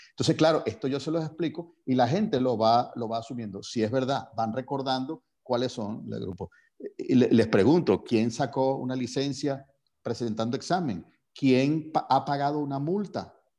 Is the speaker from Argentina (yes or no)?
no; Venezuela; si uno asume su responsabilidad como venezolano